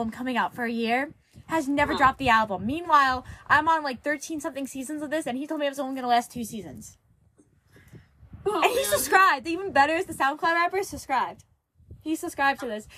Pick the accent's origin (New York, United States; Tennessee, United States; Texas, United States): New York, United States; I'm from New York.